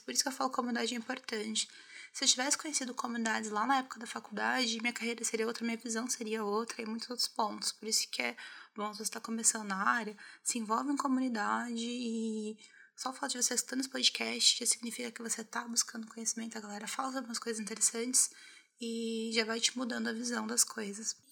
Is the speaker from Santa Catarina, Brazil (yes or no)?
no; Osasco, São Paulo, Brazil; also born or lived in Minas Gerais; eu sou mineira, mas eu cresci na Zona Oeste de São Paulo, né? Boa parte da minha vida eu passei em Osasco